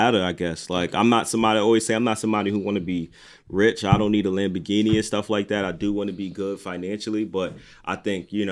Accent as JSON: {"language": "English", "region": "New York", "country": "United States", "said": "I'm from New York"}